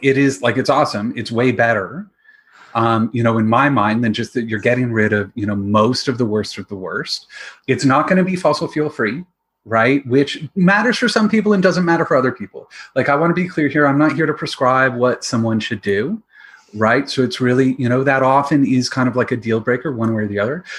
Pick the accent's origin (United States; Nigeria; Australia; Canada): Canada; London, Ontario; also born or lived in Nova Scotia; my background is that I grew up in London, Ontario, with my dad in the investment industry